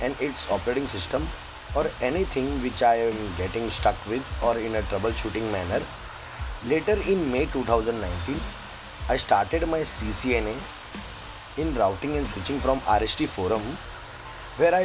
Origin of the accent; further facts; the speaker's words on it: Mumbai, Maharashtra, India; I am from Mumbai